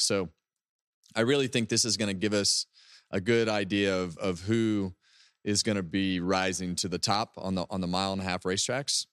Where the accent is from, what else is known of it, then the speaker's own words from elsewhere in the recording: West Coast, United States; I'm from the West Coast